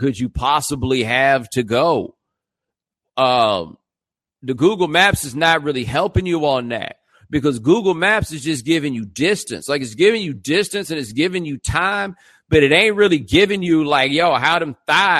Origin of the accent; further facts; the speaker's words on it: Houston, Texas, United States; I am from Houston